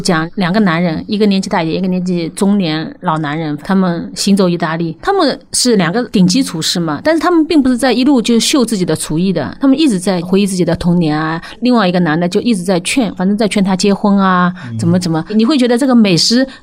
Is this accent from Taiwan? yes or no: no; Ningbo, Zhejiang, China; 我会说宁波人啊